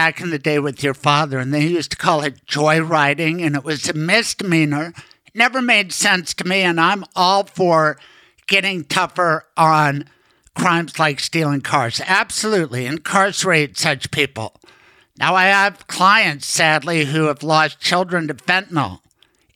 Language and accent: English; Denver, Colorado, United States; growing up in Denver